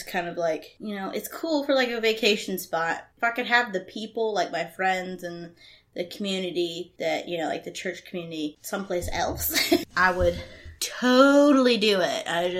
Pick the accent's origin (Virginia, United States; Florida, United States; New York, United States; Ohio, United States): Florida, United States; Pensacola; also born or lived in Memphis, Tennessee; in Pensacola, from about the time I was 3. I was born in Memphis. We moved down here to the balmy shores of Pensacola. That's basically where I grew up.